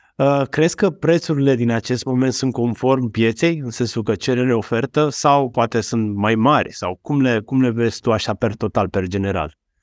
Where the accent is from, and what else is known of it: Romania